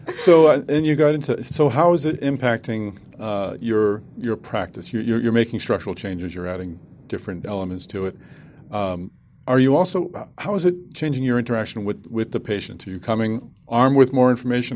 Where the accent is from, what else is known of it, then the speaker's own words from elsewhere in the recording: Boston, Massachusetts, United States; Boston, my hometown.